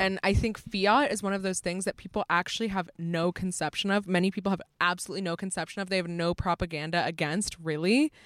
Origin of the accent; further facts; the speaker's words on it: United States; As an American